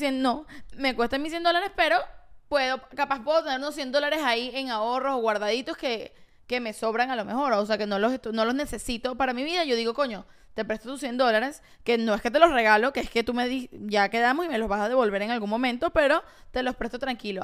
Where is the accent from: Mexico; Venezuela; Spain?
Venezuela; moved away; somos venezolanos